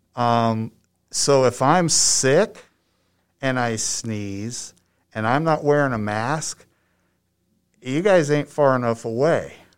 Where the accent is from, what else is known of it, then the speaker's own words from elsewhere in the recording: Ohio, United States; moved away as an adult; also born or lived in Penrose, Colorado; now in Limon, Colorado, United States; I'm from Ohio